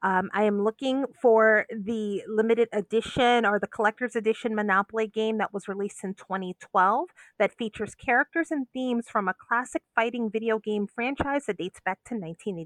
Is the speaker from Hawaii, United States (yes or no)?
no; New Orleans, Louisiana, United States; my hometown of New Orleans